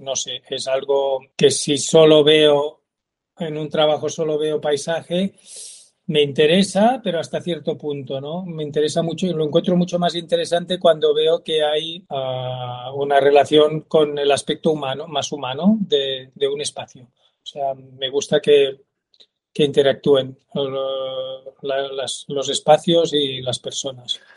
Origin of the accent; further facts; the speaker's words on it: Terrassa, Catalonia, Spain; yo soy de Tarrasa